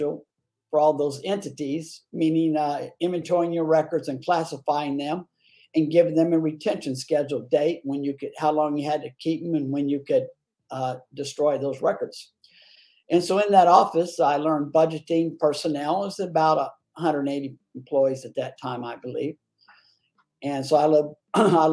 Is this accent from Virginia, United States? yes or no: no; San Antonio, Texas, United States; I'm a native San Antonio, born and raised in San Antonio, Texas, this beautiful city, Bexar County